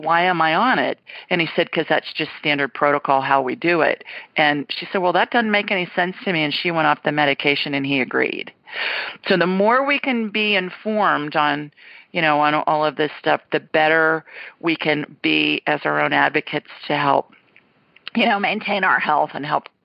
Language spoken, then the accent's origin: English; Columbus, Ohio, United States; moved away; Columbus, my hometown